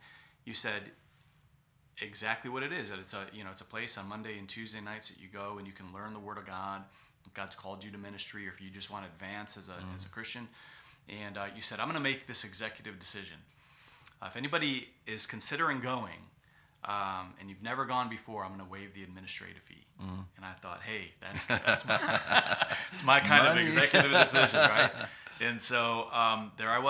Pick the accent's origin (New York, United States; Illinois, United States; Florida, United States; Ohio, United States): Ohio, United States; Cleveland; moved away as an adult; Cleveland Baptist Church in my hometown in Cleveland, Ohio